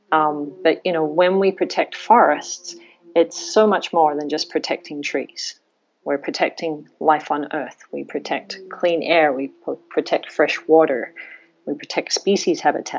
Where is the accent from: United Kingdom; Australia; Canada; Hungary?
Australia; moved away; I grew up in Australia